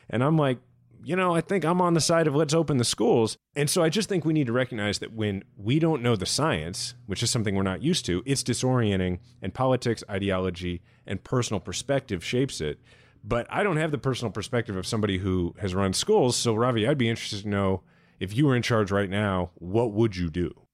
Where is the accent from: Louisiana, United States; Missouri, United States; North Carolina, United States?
Missouri, United States; Kansas City; my hometown in which my son is a sixth generation Kansas Cityan